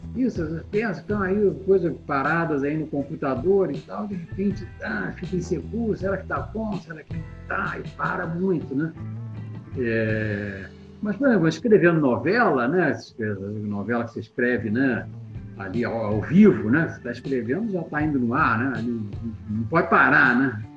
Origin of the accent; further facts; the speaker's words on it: Petrópolis, Rio de Janeiro, Brazil; Lá na minha cidade, em Petrópolis